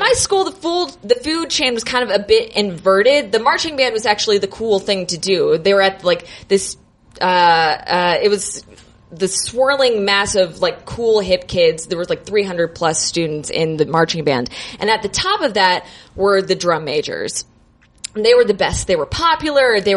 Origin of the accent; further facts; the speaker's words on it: Naples, Florida, United States; moved away as an adult; now in Chicago, United States; I'm originally from Florida